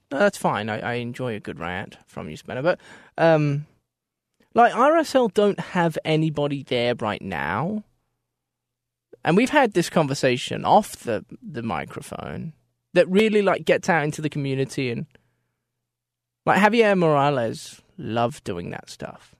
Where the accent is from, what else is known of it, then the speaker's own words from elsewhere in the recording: Australia; moved away; I come from Australia